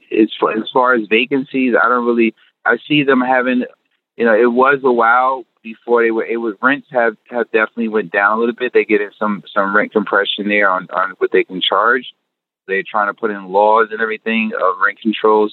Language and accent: English; North New Jersey, United States; I'm born and raised in North New Jersey